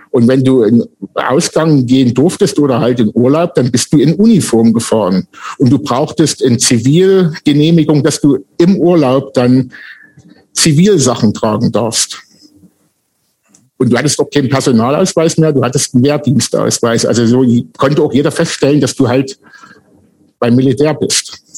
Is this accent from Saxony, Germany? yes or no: yes; Saxony, Germany; Und da mein Ort, wo ich groß geworden bin, neben Wernesgrün war, sind wir eigentlich mit Wernesgrüner Bier groß geworden.